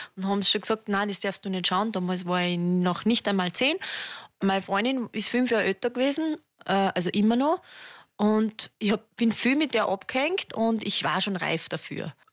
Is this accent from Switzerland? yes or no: no; Mürztal, Styria, Austria; also born or lived in Schladming; ich komme ja aus, aus dem Mirztal